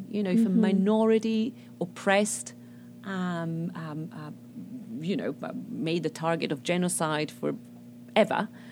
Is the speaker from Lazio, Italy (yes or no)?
yes; Rome, Lazio, Italy; first language Italian; English is a second language; moved away as an adult; also born or lived in New York City / Waltham, Massachusetts; now in South Carolina, United States; I was born in Rome, downtown Rome.